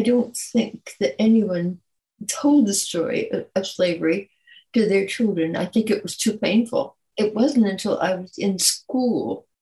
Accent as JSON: {"language": "English", "region": "California", "country": "United States", "tie": "born or raised there", "also_born_or_lived": "Detroit, Michigan / New Orleans, Louisiana", "said": "came to California at 6 years old, and I've been here ever since."}